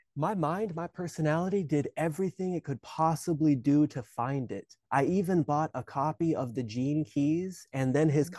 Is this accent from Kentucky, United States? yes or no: no; Alaska, United States; moved away as an adult; also born or lived in Hawaii; I was born and raised in Alaska